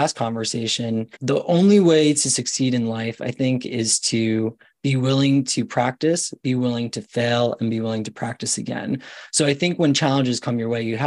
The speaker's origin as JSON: {"language": "English", "area": "Long Island", "region": "New York", "country": "United States", "tie": "born or raised there", "also_born_or_lived": "Queens, New York / Florida", "said": "I wind up moving to Long Island when I was like 9 years old"}